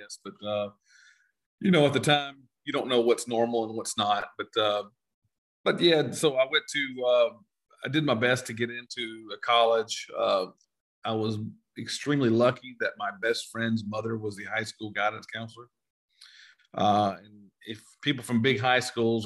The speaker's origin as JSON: {"language": "English", "town": "Elberton", "region": "Georgia", "country": "United States", "tie": "born or raised there", "moved": "as an adult", "lives_now": "Texas, United States", "said": "originally grew up in very rural Georgia. I would name you the place, but really, you would never hear it. It's a place called Elberton, Georgia"}